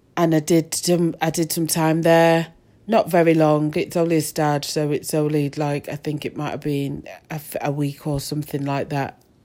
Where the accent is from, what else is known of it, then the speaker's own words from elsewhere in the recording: Manchester, North West England, United Kingdom; also born or lived in Moss Side / Rusholme; I definitely come from Manchester. I was born in, um, Levenshulme and, uh, I moved to Ardwick and then Fallowfield.